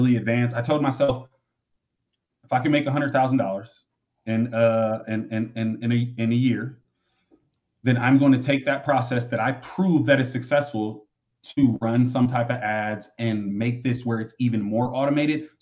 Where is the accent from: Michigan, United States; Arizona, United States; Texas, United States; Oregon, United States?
Michigan, United States; I grew up in Michigan